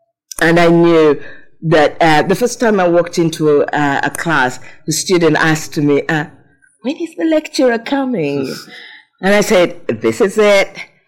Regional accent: Uganda; moved away as an adult; now in United Kingdom; You see, I grew up in Uganda

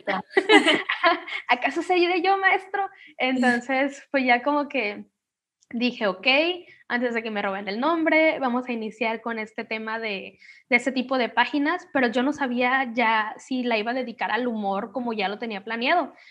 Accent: Manzanillo, Colima, Mexico; soy de Colima, México, de Manzanillo

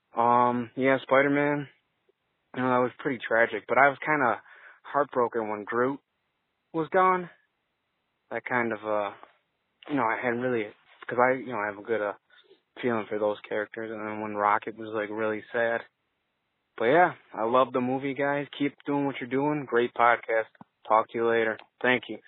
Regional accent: Buffalo, New York, United States; I'm from Buffalo, New York

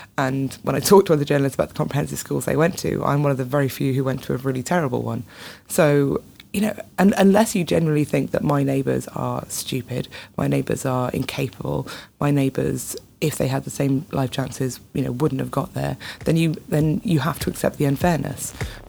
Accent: Wales, United Kingdom; moved away as an adult; also born or lived in England; Yeah, I grew up in Wales. I've got lots of family in Northern Ireland. So kind of I moved to England to go to university and that was a bit of a culture shock.

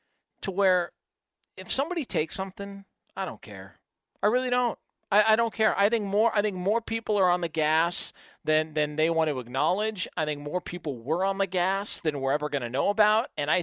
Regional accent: California, United States; And maybe because we're from Southern California, I don't get the hype.

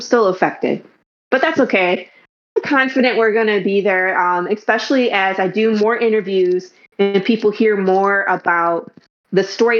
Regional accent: Detroit, Michigan, United States; also born or lived in California; now in Dallas, United States; So I am originally from Detroit, Michigan. Moved around a couple times, lived in California, went back to Michigan, and now we're in Dallas, Texas area.

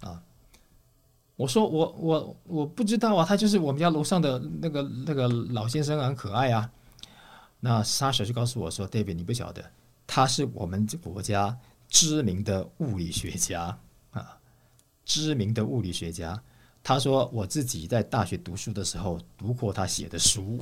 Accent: Taiwan; moved away; also born or lived in Russia; 我们从台湾来的

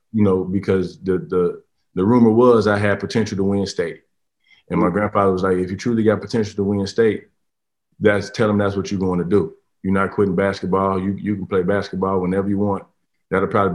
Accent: Harvey, Illinois, United States; I'm from Harvey, Illinois, and that's a hood where, you know, part of my survival was basketball

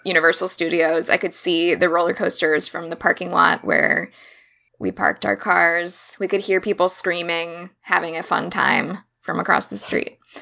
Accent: Orlando, Florida, United States; moved away; also born or lived in Miami, Florida; I was born in Miami, but I only lived there for five years, and then I grew up for the rest of my life pretty much in Orlando

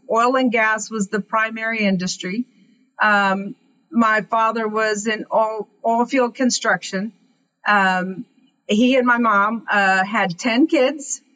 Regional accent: Kermit, Texas, United States; I grew up in West Texas, a little town called Kermit

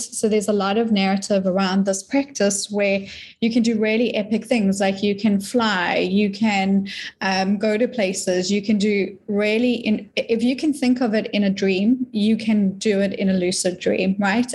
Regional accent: South Africa; moved away as an adult; now in Florida, United States; I'm from South Africa, very new to the States

